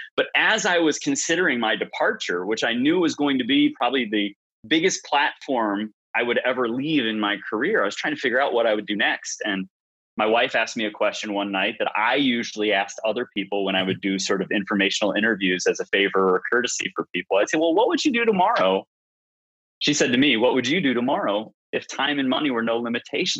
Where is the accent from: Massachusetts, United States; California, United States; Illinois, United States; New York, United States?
Illinois, United States; Chicago; moved away as an adult; also born or lived in Arkansas; I took a detour from where I was born and raised in in Chicago area to Arkansas